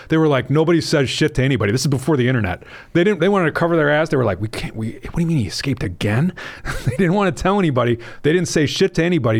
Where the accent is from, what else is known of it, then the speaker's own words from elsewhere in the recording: Wisconsin, United States; my own state's